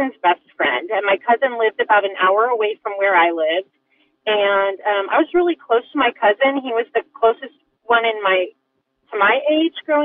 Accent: northwestern Oklahoma, United States; I grew up in a small town in northwestern Oklahoma, Bible Belt of America

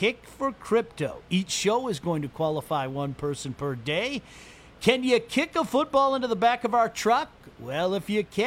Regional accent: Northville, Michigan, United States; I'm from Northville, right outside of Detroit.

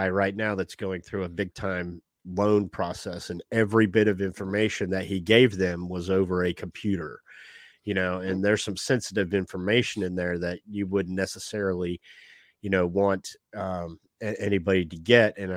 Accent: Jacksonville, Florida, United States; Oh, I'm from Jacksonville, Jacksonville, born and raised.

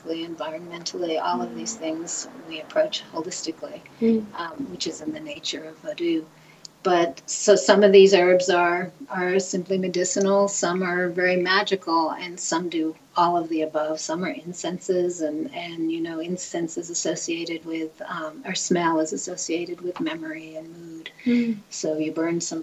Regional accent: United States; as an American

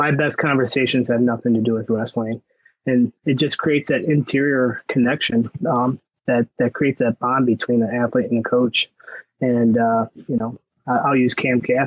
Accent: Cleveland, Ohio, United States; moved away as an adult; now in Michigan, United States; I came from Ohio, Cleveland area, where we had the CYO or GCCWA

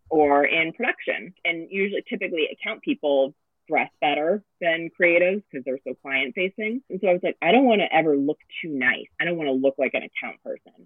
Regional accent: Los Angeles, California, United States; I'm born and raised in Los Angeles

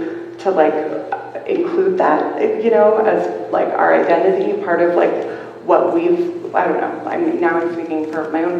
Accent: Washington, United States; moved away as an adult; also born or lived in New Mexico; When I go back to where I grew up in Swinomish

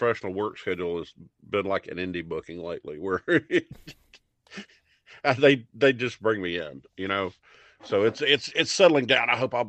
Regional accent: Alabama, United States; And growing up in Alabama during the Satanic Panic, you know, where everything was of the devil

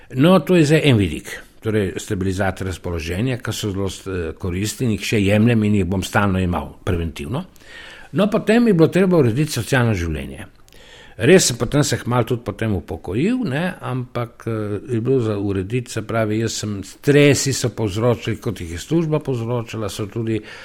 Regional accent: Soča Valley, Slovenia; moved away as an adult; also born or lived in Ljubljana; now in Vrhpolje pri Vipavi, Slovenia; iz Goričana, iz Soške doline, srednje Soške doline

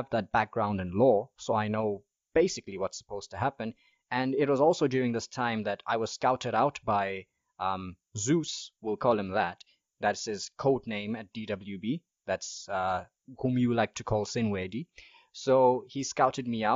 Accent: Mahalapye, Central District, Botswana; also born or lived in Gaborone / Palapye; I spent my childhood in Mahalape, but Palape is where I went to high school

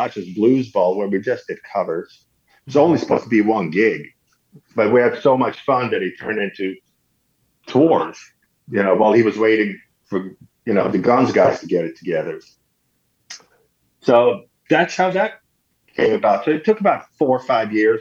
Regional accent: Sweden; moved away as an adult; I grew up in Sweden in a small town.

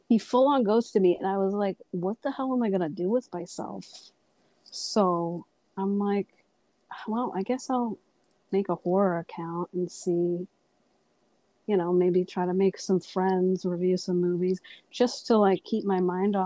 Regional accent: Massachusetts, United States; I'm from Massachusetts

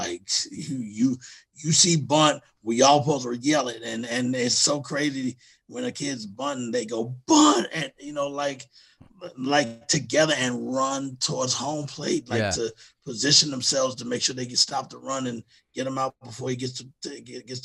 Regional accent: Houston, Texas, United States; now in New York, United States; I'm from Texas and Houston is where we, well, I was born in Houston anyway

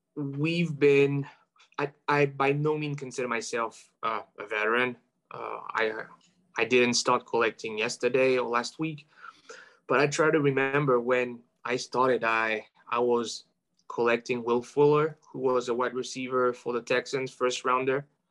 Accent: France; moved away as an adult; now in United States; where I'm from, uh, make it known and aware that, yes, I'm French and I'm, I mean, I'm French American now

